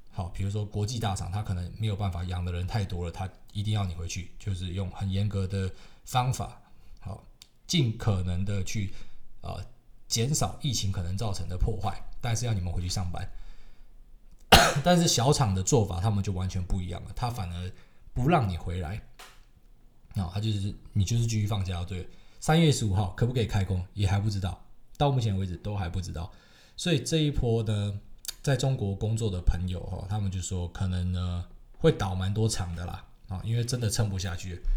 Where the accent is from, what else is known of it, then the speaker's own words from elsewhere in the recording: Taiwan; 我是台湾来的